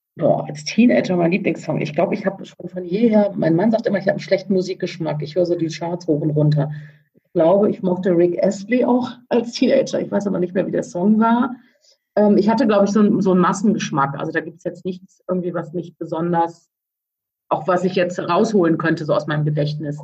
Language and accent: German; Cologne, North Rhine-Westphalia, Germany; als Kölnerin